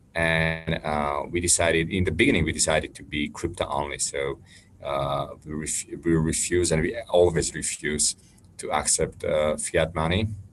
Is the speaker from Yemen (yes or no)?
no; Slovakia; in my home country, which is Slovakia